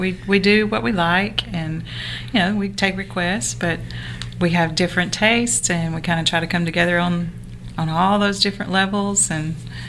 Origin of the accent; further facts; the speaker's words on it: Anniston, Alabama, United States; moved away as an adult; I am from Alabama. I grew up in Anniston and Talladega area of Alabama. Stayed there most of my life and only moved here about 6 years ago.